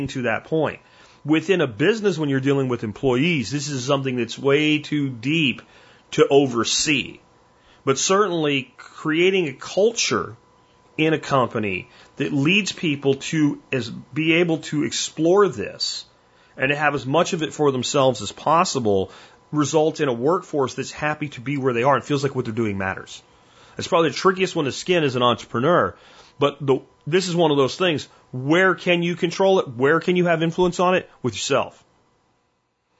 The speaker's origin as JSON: {"language": "English", "region": "Pennsylvania", "country": "United States", "tie": "born or raised there", "said": "where I grew up in Pennsylvania in my teenage years"}